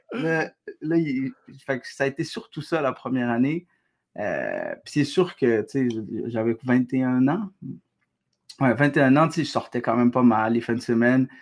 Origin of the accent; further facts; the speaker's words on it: Quebec, Canada; also born or lived in Algeria; je suis québécois